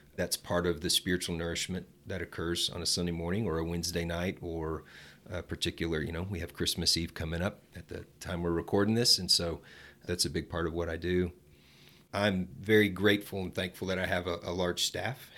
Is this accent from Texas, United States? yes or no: yes; Dallas, Texas, United States; now in Amarillo, United States; I grew up in Dallas